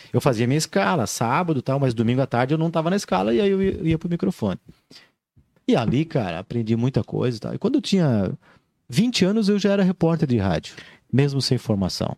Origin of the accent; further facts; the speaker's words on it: Joinville, Santa Catarina, Brazil; Sou natural de Joinville